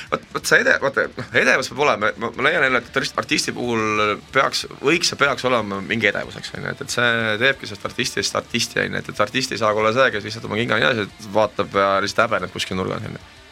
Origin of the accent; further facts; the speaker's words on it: Selja, near Pärnu, Pärnu County, Estonia; ma olen seljalt pärit, see on Pärnu lähedalt